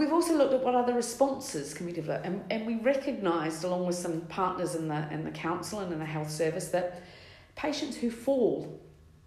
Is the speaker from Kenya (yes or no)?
no; New Zealand; moved away as an adult; also born or lived in London, United Kingdom; now in United Kingdom; I'm from New Zealand originally. I've been in the UK over 20 years